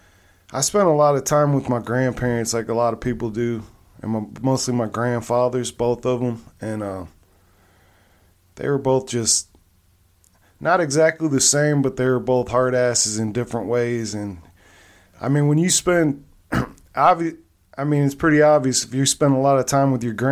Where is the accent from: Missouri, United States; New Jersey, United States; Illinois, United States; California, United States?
California, United States; Long Beach; born there; I mean, I was born out there because my dad was in the military. I was also in the military, but I was born out there in Long Beach.